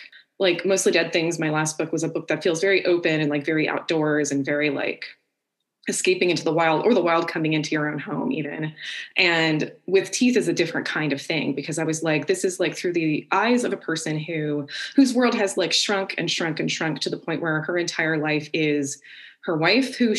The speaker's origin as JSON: {"language": "English", "town": "Orlando", "region": "Florida", "country": "United States", "said": "I'm from Orlando"}